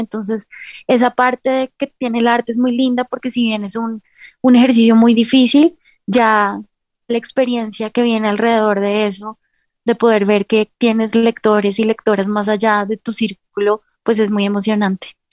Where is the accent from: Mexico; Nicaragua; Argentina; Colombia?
Colombia; yo ejerzo también como abogada porque en un país como Colombia es muy difícil dedicarse solamente al arte